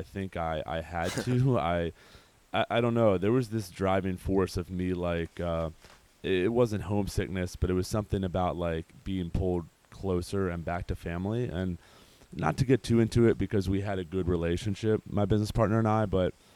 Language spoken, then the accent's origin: English; Baltimore, Maryland, United States; moved away as an adult; also born or lived in San Diego; move back to Baltimore where our family is